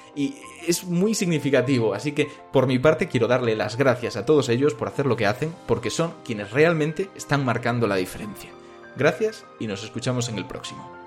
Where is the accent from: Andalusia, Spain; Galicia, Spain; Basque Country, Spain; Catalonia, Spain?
Galicia, Spain; yo soy gallego